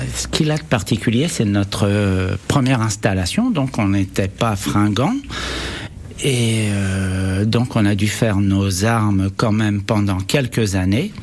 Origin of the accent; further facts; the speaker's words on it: Brittany, France; also born or lived in Berry; now in Issoudun, France; je suis né en Bretagne